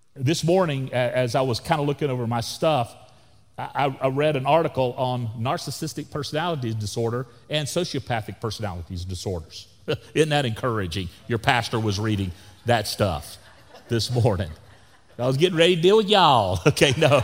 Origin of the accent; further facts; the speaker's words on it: Florida, United States; also born or lived in Texas / Canada; now in Wimberley, Texas, United States; where I grew up in Florida